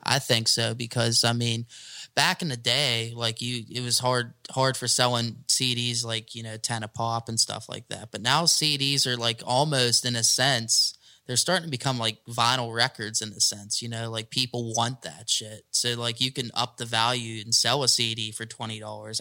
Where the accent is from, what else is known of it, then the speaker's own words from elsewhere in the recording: McKeesport, Pennsylvania, United States; growing up in McKee Sport, you know, I mean, I'm growing up in the ghetto